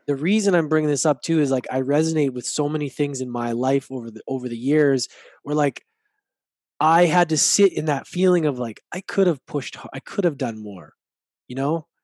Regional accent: Edmonton, Alberta, Canada; growing up in Edmonton

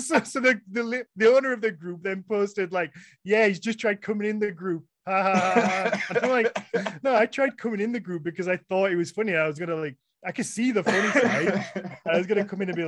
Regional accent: United Kingdom; first language English; as a British person, as an English speaker

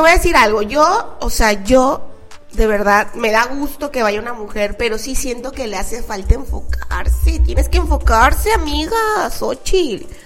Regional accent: Mexico; me fui hasta la Ciudad de México porque yo soy de provincia

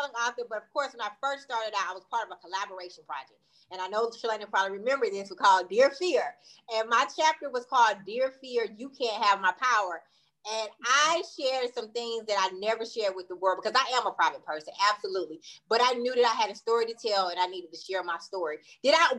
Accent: Wadesboro, North Carolina, United States; moved away as an adult; I'm from a small town outside of Charlotte called Waynesboro, North Carolina

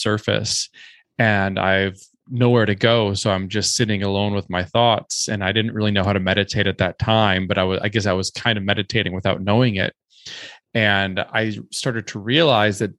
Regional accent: Minnesota, United States; moved away as an adult; also born or lived in New York City / Culebra; I grew up in Minnesota

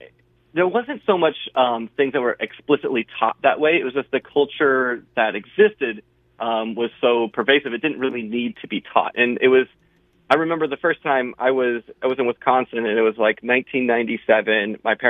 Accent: Panama; born there; So I was born in Panama and Central America.

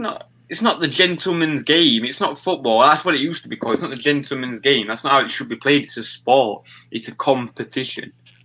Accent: Yorkshire and the Humber, United Kingdom; I'm from Yorkshire. Do you know what I mean? We always say wing.

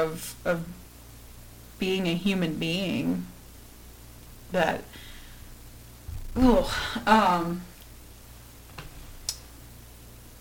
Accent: United States; As an American, as a white American

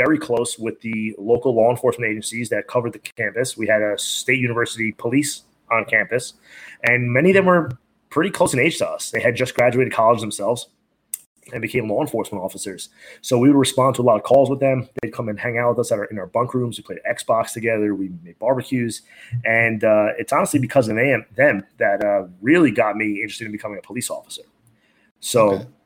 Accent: Long Beach, New York, United States; born and raised in Long Beach, New York

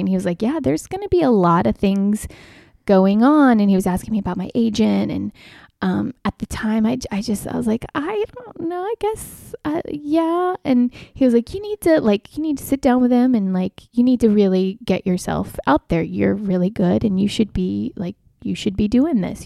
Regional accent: North Carolina, United States; moved away as an adult; also born or lived in Birmingham, Alabama / Florida; now in Atlanta, United States; I moved to North Carolina when I was eight and lived there through college

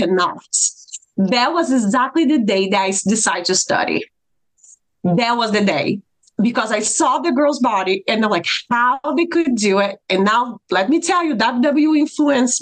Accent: Brazil; moved away as an adult; now in United States; I am from Brazil

